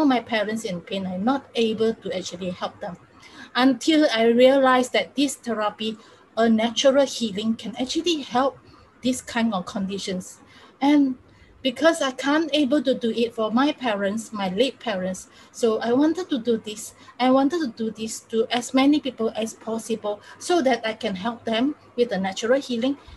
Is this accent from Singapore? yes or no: yes; Singapore; I'm from Singapore.